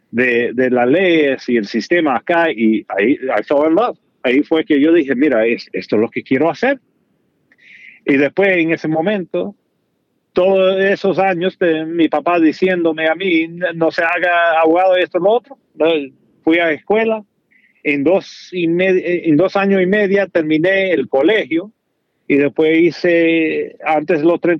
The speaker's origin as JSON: {"language": "Spanish", "country": "Dominican Republic", "said": "no crecimos you know, jugando pelota, porque somos dominicanos"}